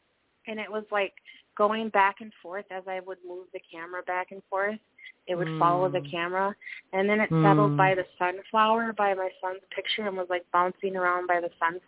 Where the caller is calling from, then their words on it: Minnesota, United States; I'm calling again. I hope that's okay. I'm calling from Minnesota.